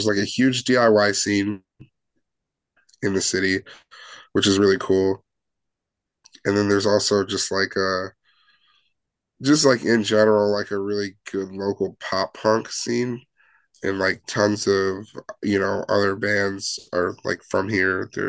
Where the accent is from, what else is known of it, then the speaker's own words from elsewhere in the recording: Chicago, Illinois, United States; I mean, yeah, we're all from Chicago or the Chicagoland area.